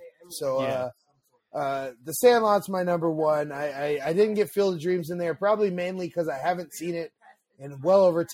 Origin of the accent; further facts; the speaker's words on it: Pacifica, California, United States; moved away; I grew up in the back of the valley in Pacifica